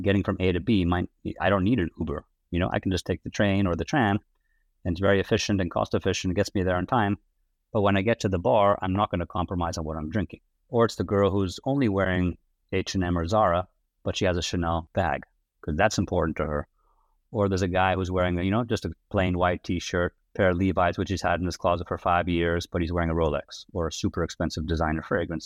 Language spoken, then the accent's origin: English; outside of Amsterdam, North Holland, Netherlands; accent: American; moved away as an adult; also born or lived in United States / New York; I was, uh, born and raised in, uh, the Netherlands, outside of Amsterdam.